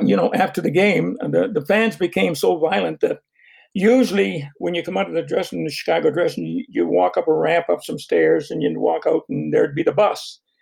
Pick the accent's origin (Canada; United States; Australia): Canada; Fredericton, New Brunswick; my hometown, Fredericton